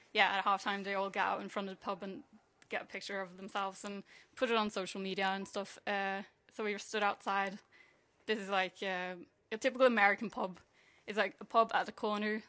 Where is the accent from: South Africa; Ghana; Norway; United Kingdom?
Norway; moved away; I'm from Norway.